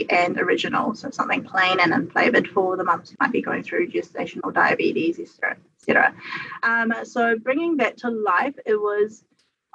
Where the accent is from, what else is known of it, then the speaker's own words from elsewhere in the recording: New Zealand; I'm a New Zealander and we're in New Zealand